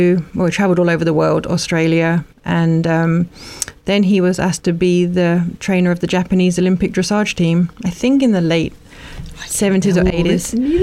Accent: Woburn Sands, South East England, United Kingdom; moved away; also born or lived in Luton / Ampthill; I was born actually in Luton and Dunstable Hospital. We lived in a little village called Ampthill, but lived most of my life growing up in Woburn Sands, which is right where Woburn Abbey, the safari park, is, hour north of London.

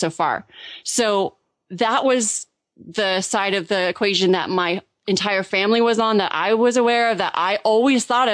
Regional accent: Orange County, California, United States; moved away as an adult; also born or lived in Germany; I grew up in Orange County, California. I'm so fortunate to be from Southern California

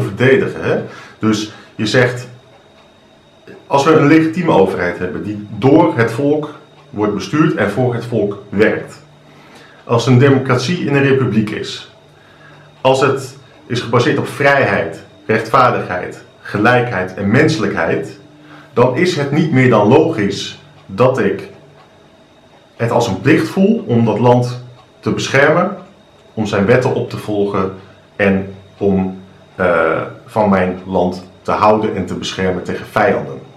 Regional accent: Netherlands; ik woon in Nederland, ik ben Nederlander, ik ben trots op Nederland.

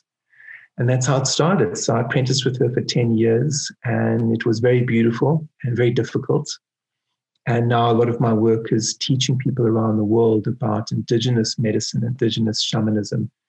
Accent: Cape Town, Western Cape, South Africa; when I was born in Cape Town, just beneath Table Mountain.

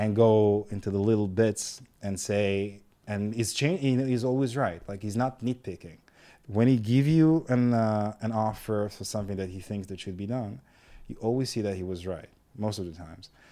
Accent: Ashkelon, Southern District, Israel; I'm from Ashkelon personally.

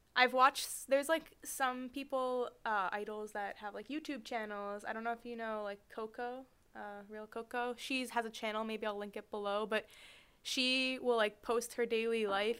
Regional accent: Boston, Massachusetts, United States; we're both from the Boston area

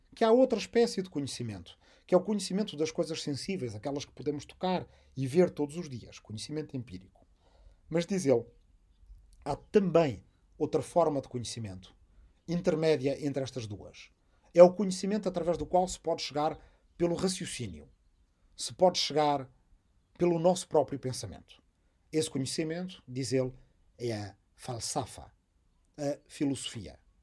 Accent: Arrifana, Portugal; moved away; also born or lived in Massachusetts, United States / Azores; minha aldeia de Arrifana

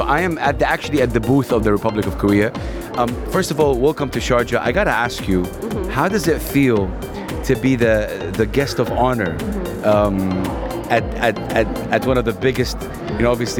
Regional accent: Saudi Arabia; I'm from Saudi Arabia

